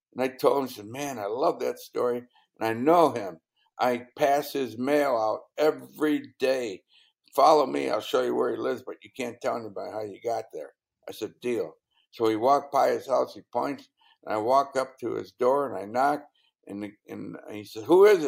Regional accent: Indiana, United States; moved away; I'm from Indiana.

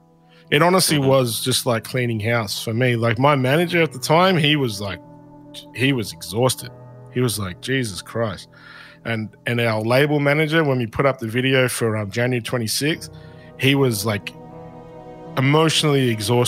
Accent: Shepparton, Victoria, Australia; when I was a kid growing up in Shepparton

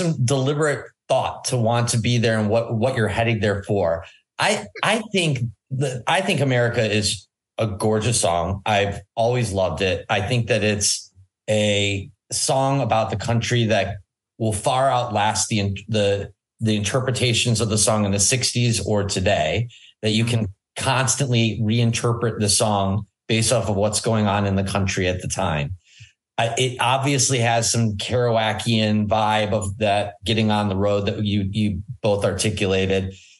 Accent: outside Detroit, Michigan, United States; moved away; I grew up outside Detroit

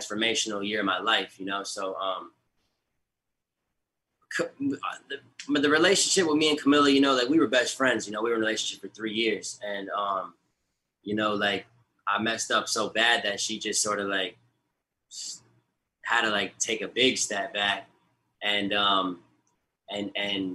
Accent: Siesta Key, Florida, United States; I grew up in Siesta Key with them.

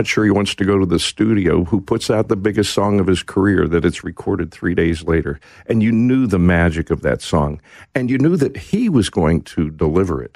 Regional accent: Pittsburgh, Pennsylvania, United States; now in Nashville, United States; I grew up in the Pittsburgh area

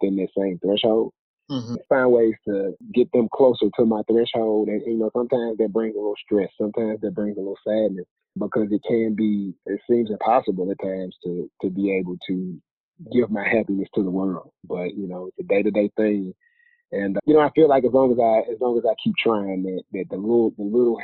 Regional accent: Jackson, Mississippi, United States; moved away as an adult; now in Atlanta, United States; Born and raised in Jackson, Mississippi. Moved out here to Atlanta

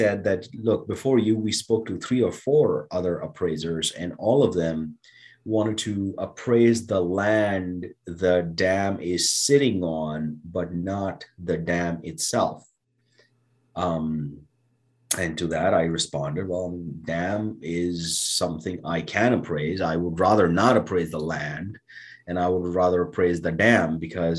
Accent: India; now in United States; growing up in India, you know, I would look at the stars and I would dream about coming to America

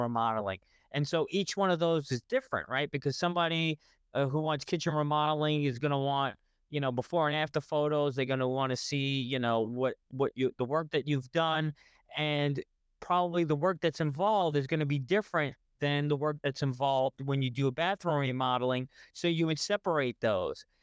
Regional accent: New York, United States; I'm from New York

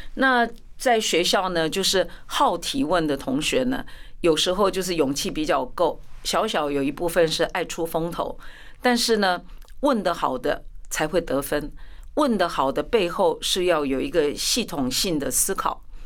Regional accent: Tainan, Taiwan; first language Chinese; now in Taipei, Taiwan; 我的家乡，我台南人

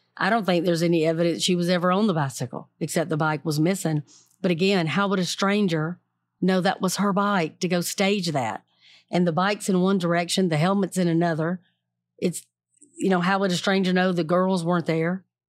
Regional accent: the South, United States; I'm from the South

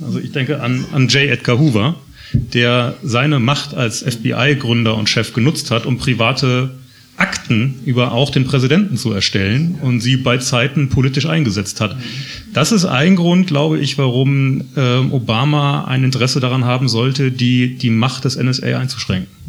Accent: Germany; Bei uns in Deutschland

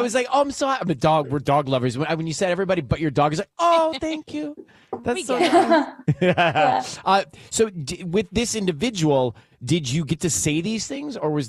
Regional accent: Georgia, United States; I'm from Georgia, so I say y'all.

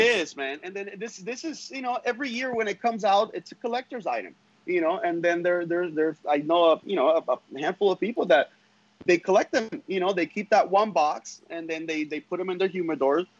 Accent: Honduras; now in United States; I am from Honduras. My my family lives over there

